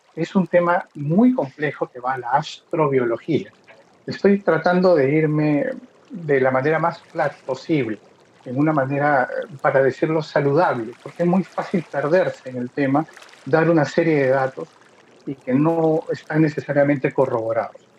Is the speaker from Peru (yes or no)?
yes; Peru; yo soy de Perú